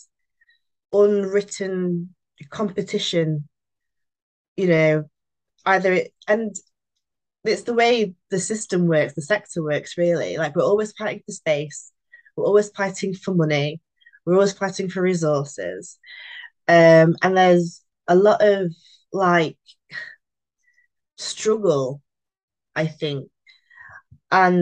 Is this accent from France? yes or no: no; Long Eaton, East Midlands, United Kingdom; also born or lived in Sheffield; I was born in Sheffield, but I grew up in Long Eaton, which is in between Nottingham and Derby.